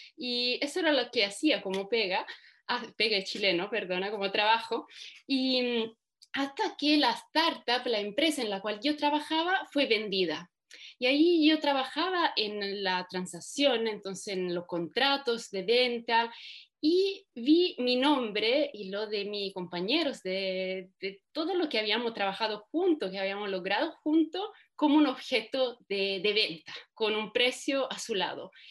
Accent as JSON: {"language": "Spanish", "country": "Italy", "also_born_or_lived": "Germany", "moved": "as an adult", "said": "soy italiana de origen. Em, estudié allá, estudié Derecho"}